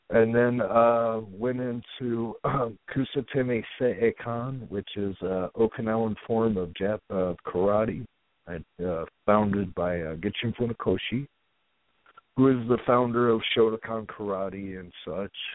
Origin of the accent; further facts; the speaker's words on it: Dayton, Ohio, United States; um, I spent, uh, I guess, maybe the ch- my childhood uh, around Dayton, Ohio area.